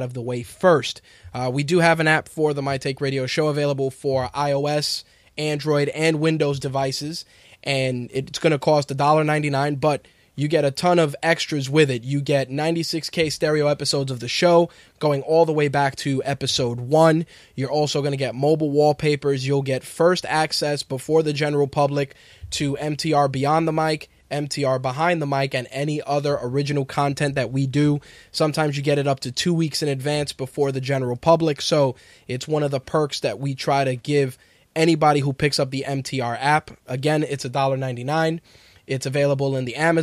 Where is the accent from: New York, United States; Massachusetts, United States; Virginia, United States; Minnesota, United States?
New York, United States; I'm a New Yorker